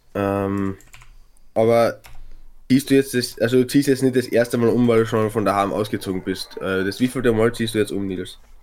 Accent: Klagenfurt, Carinthia, Austria; moved away as an adult; also born or lived in Graz; ich nenne Klagenfurt meine Heimat, weil das, da bin ich aufgewachsen

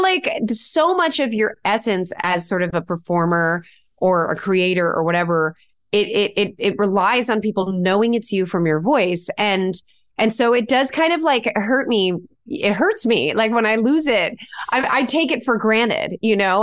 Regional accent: Connecticut, United States; we're from Connecticut, but Will and I both grew up going to New York

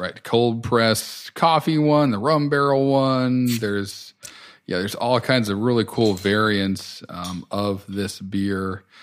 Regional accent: Connecticut, United States; moved away; I grew up in Connecticut and spent some of my adult years there

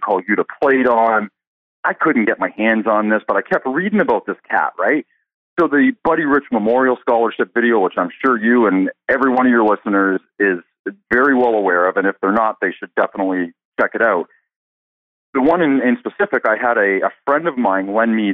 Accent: Canada; I'm from Canada and believe it or not, man, drumline is not popular here at all

